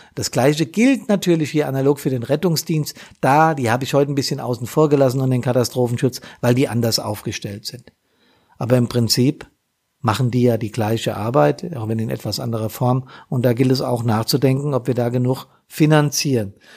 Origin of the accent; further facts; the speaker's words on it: Rhine-Main area, Germany; rund um mich hier im Rhein-Main-Gebiet, unter anderem auch in meiner Heimatstadt